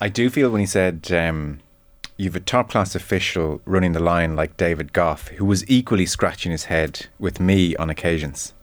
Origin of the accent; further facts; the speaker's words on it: Celbridge, Leinster, Ireland; I am from Selvedge, County Kildare